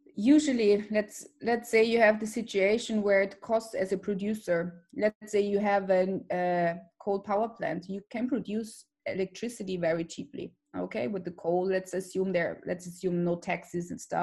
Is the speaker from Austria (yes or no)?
yes; Austria; Austria, my home country